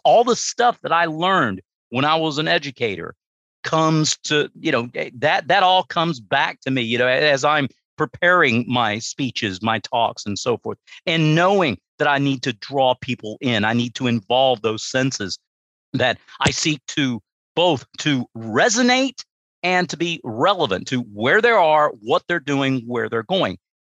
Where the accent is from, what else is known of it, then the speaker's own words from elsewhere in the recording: United States; that's where I grew up, small town USA